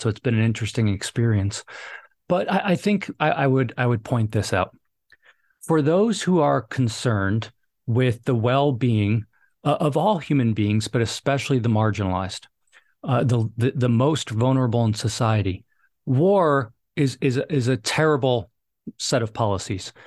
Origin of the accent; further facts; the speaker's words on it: New York City, New York, United States; moved away as an adult; also born or lived in Hoboken, New Jersey / Fairfax, Virginia; I grew up in New York City, uh, or right outside New York City.